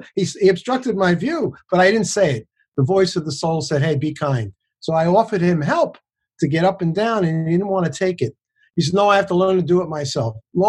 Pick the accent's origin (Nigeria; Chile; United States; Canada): United States; New York City, New York; At age 14, I grew up in the South Bronx